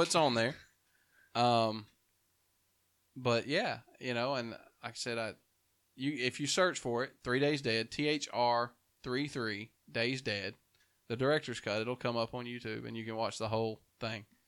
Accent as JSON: {"language": "English", "town": "Dora", "region": "Alabama", "country": "United States", "moved": "yes", "said": "I'm from Dora originally"}